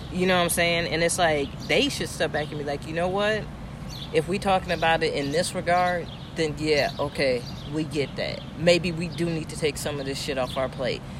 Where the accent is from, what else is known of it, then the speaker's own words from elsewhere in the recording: Aurora, Illinois, United States; I'm from Aurora